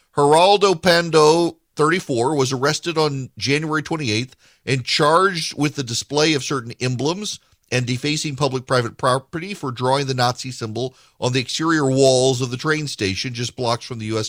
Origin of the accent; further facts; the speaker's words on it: Dubai, United Arab Emirates; moved away; When I was growing up in Dubai